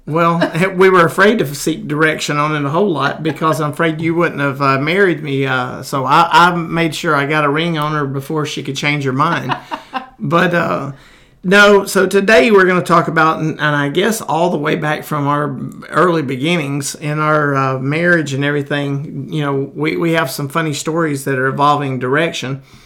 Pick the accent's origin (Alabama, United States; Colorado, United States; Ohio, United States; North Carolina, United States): Alabama, United States; Crane Hill; I grew up in Jones Chapel in Crane Hill